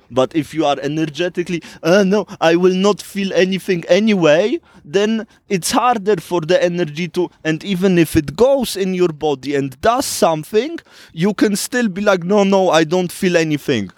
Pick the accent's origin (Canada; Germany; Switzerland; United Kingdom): Switzerland; I grew up in Switzerland in relative poverty.